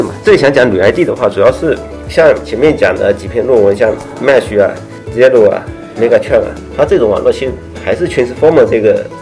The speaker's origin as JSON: {"language": "Chinese", "region": "southern China", "country": "China", "said": "我是南方人嘛，但是我口味好像比较杂"}